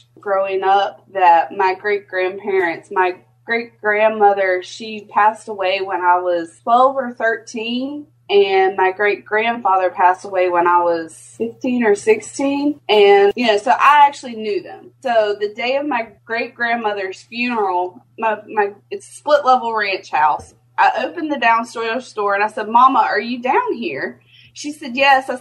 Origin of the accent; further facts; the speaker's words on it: Columbia, South Carolina, United States; now in Charleston, United States; I grew up in South Carolina and have lived here, obviously, my entire life. I lived in the Columbia area growing up